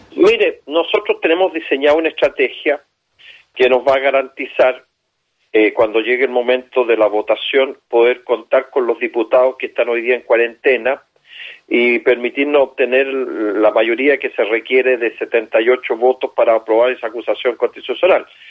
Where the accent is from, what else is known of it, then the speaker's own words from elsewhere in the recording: Chile; Yo siento como chileno vergüenza